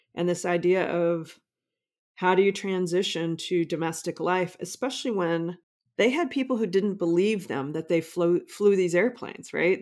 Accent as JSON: {"language": "English", "town": "Omaha", "region": "Nebraska", "country": "United States", "tie": "born or raised there", "said": "I grew up in Omaha, not far from Sac Air Force Base"}